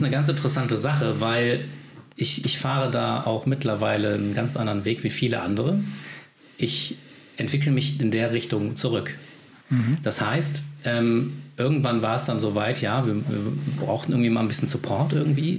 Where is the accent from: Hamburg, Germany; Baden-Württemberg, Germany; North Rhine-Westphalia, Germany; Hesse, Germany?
North Rhine-Westphalia, Germany; Remscheid; von meiner Heimatstadt Remscheid im Bergischen Land in NRW